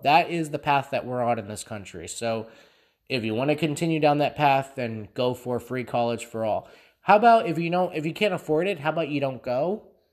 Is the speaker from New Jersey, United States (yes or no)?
no; Allentown, Pennsylvania, United States; close to my hometown, um, of Allentown.